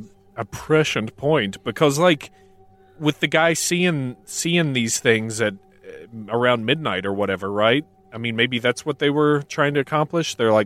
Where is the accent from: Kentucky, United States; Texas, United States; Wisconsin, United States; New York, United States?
Kentucky, United States